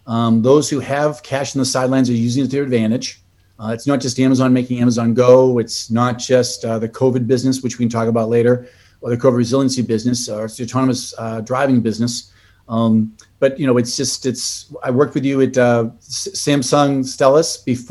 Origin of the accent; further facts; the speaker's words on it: Boston, Massachusetts, United States; moved away; my accent gets in the way. I'm from Boston originally.